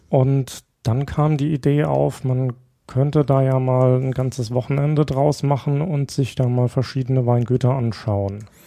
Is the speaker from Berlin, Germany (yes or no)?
no; Rhineland-Palatinate, Germany; ich komme aus der Pfalz.